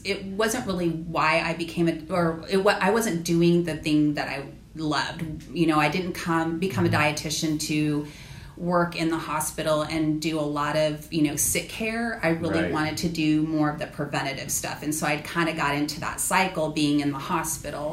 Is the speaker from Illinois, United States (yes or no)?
no; California, United States; moved away as an adult; now in Charleston, United States; I am originally from California